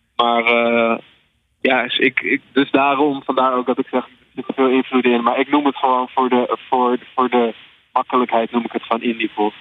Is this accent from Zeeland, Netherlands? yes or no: no; Alkmaar, North Holland, Netherlands; ik ben 21 eh, jaar en ik kom uit Alkmaar